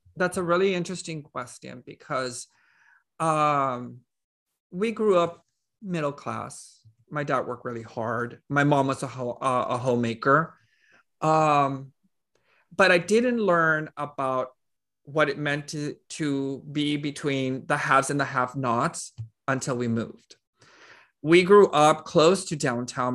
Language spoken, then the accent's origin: English; Laredo, Texas, United States; I was born in Laredo, Texas, uh, which is a small town. It's about a hundred and fifty-six miles away from San Antonio. And, um, I was born, raised there